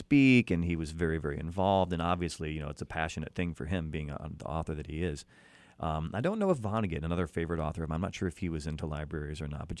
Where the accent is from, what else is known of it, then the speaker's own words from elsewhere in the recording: Chicago, Illinois, United States; now in Los Angeles, United States; your hometown because it's also my hometown